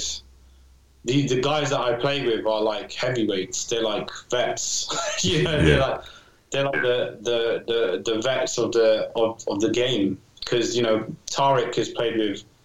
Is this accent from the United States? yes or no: no; England, United Kingdom; I'm from England